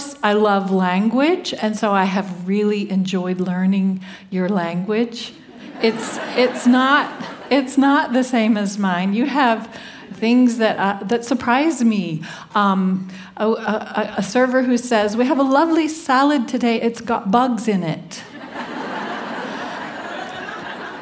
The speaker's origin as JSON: {"language": "English", "area": "the American South", "region": "Southern United States", "country": "United States", "accent": "Southern", "said": "I'm a Southerner. I kind of tone it down when I travel, so I will be understood, but Southern Americans make an event of our vowels."}